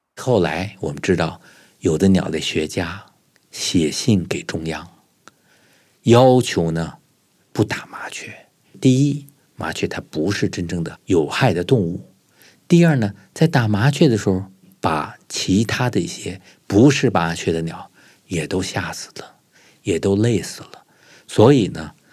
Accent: Beijing, China; 我小时候呢，生活在北京的白塔寺附近的一个四合院里头

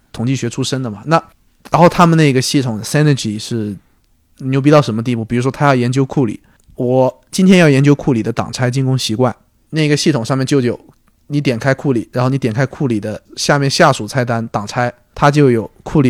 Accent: Guangdong, China; also born or lived in United States; 我是广东人嘛，然后家里面肯定还是希望独子嘛，希望我回家，然后就，最后肯定还是选择了广东队这份工作，然后一回来就干了六年

